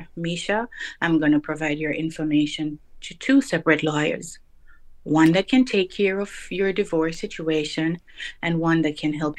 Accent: Jamaica; now in United States; Yes, I did have two children from my home country in Jamaica, so they migrated as well.

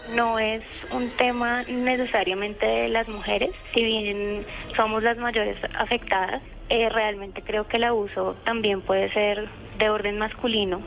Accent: Colombia; como nosotros colombianos

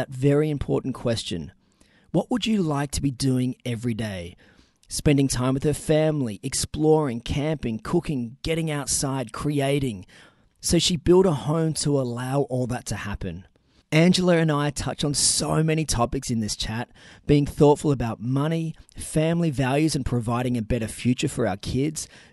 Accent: Newcastle, New South Wales, Australia; my hometown

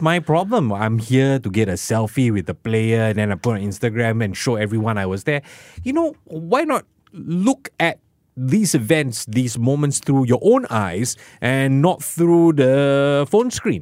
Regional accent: Singapore; as a Singaporean

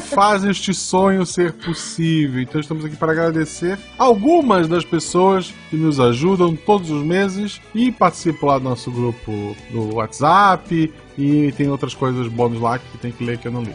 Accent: Florianópolis, Santa Catarina, Brazil; Florianópolis não é Desterro, eu sou de Desterro

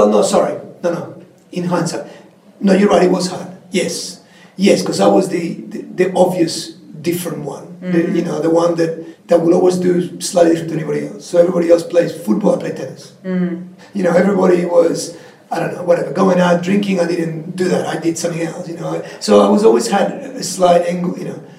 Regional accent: Patagonia, Argentina; Like most people understand that the Andes are there and there's always kind of snow and huge mountains. But I come from actually th

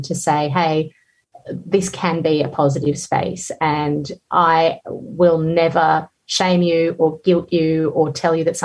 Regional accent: Georgia; moved away; I grew up in the Soviet Union where food was very scarce most of the time, but we grew our own

